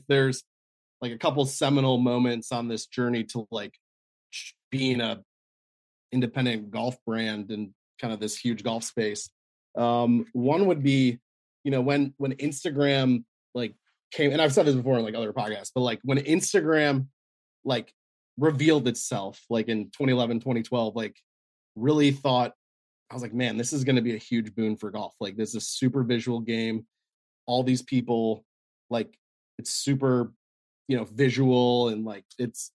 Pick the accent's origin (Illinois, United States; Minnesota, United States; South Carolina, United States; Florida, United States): Illinois, United States; Chicago; moved away; also born or lived in Northern Virginia; I grew up in Chicago, Southside Chicago